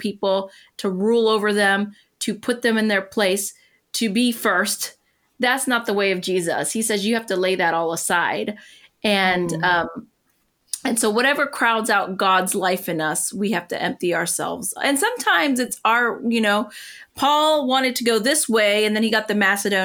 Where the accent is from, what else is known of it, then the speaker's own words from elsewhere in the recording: northwestern Pennsylvania, United States; also born or lived in Puerto Rico; most of the time I was on the mainland and we lived where my dad grew up in northwestern